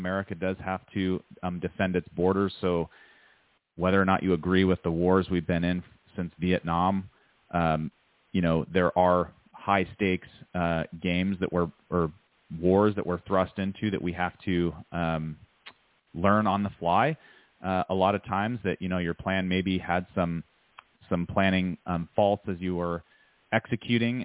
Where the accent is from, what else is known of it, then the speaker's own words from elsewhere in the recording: United States; be an American citizen and to live in this country